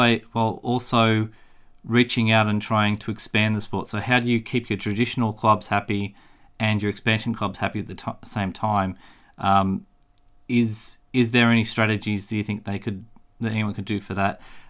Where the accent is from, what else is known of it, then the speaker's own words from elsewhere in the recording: Australia; I'm Australian